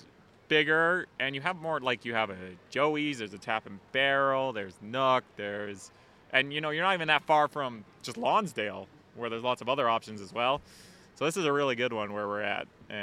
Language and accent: English; North Vancouver, British Columbia, Canada; If you're from North Van, you grew up on one of these mountains. Like, I grew up on Grouse.